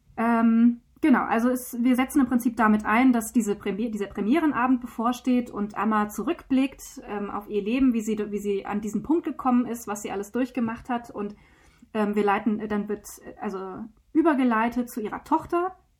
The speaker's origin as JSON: {"language": "German", "area": "Taunus", "region": "Hesse", "country": "Germany", "tie": "born or raised there", "said": "Wir sitzen hier in Hessen im schönen Taunus. Wir haben uns nicht ganz auf der Mitte getroffen, aber äh, in der Mitte von Deutschland. Wir sind hier beide aufgewachsen"}